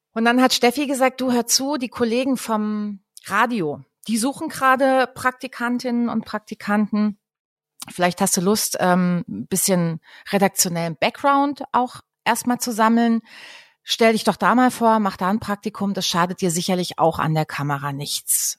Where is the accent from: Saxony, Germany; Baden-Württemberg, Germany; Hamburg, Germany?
Baden-Württemberg, Germany; Dreisamtal; also born or lived in Freiburg; Ich komme aus dem Dreisamtal